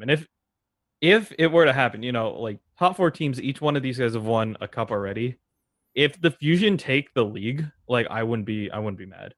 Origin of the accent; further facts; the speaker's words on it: San Francisco, California, United States; I'm, I'm from San Francisco